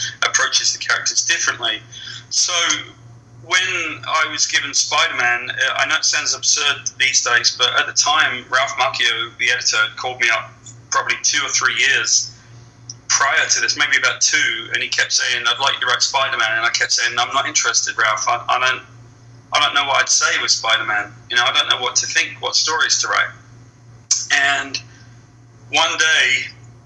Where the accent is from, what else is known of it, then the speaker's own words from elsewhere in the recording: West Country, South West England, United Kingdom; moved away as an adult; now in United States; I grew up in the West Country. I grew up on a farm